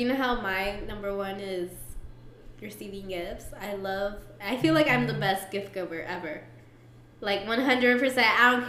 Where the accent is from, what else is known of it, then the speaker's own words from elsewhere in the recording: Mexico; I was Mexican.